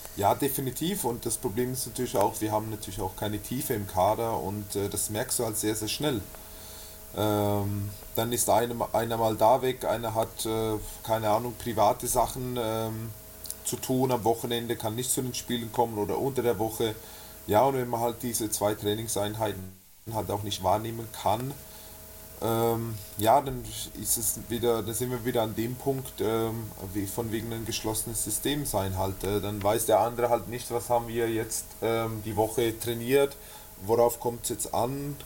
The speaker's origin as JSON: {"language": "German", "country": "Switzerland", "also_born_or_lived": "Schwäbisch Hall", "moved": "as an adult", "lives_now": "Nuremberg, Germany", "said": "Ich komme ursprünglich aus der Schweiz, bin vor ungefähr, ja, sind jetzt sieben Jahre, acht, knapp acht Jahre, bin ich aus der Schweiz hergekommen"}